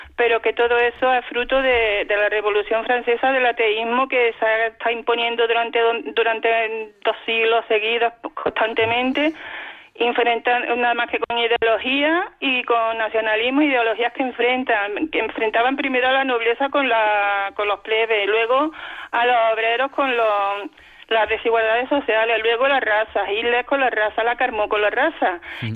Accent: Córdoba, Andalusia, Spain; no soy de Cáceres, soy de Córdoba

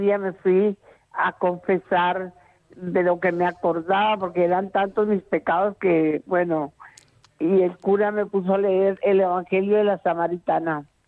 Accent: Colombia; now in Valencia, Spain; Soy colombiana, pero nací, eh, nacionalizada española.

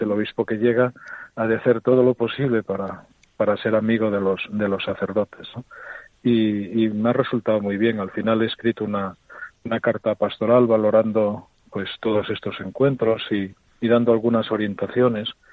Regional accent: Oviedo, Asturias, Spain; moved away as an adult; now in Astorga, Spain; es mi tierra

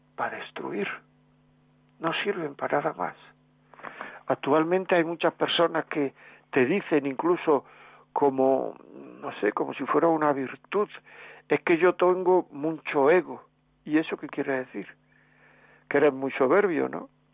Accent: Granada, Andalusia, Spain; en mi pueblo, en mi tierra, en Granada

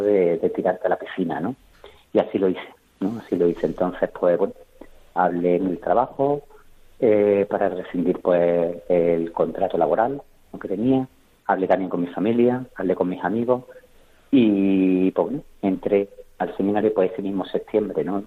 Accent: Córdoba, Andalusia, Spain; also born or lived in Jauja; yo soy de Córdoba, ¿no? De Córdoba capital

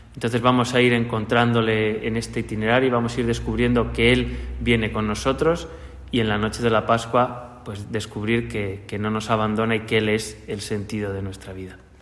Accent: Segovia, Castile and León, Spain; moved away; Yo he vivido la religiosidad popular desde bien pequeño en mi, en mi ciudad natal, en Segovia

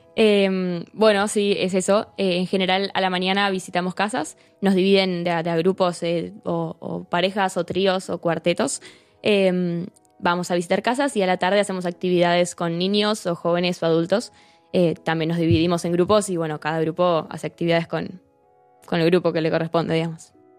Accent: Buenos Aires, Argentina; moved away as an adult; now in Santiago de Compostela, Spain; soy de Argentina, nací allá en, Buenos Aires em, y, bueno, tengo 21 años, vivo ahí con, con mi familia

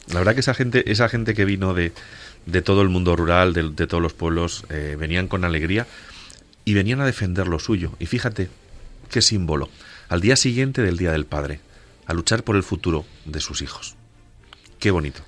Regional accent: Cabañeros, Castilla-La Mancha, Spain; en Cabañeros, en mi tierra

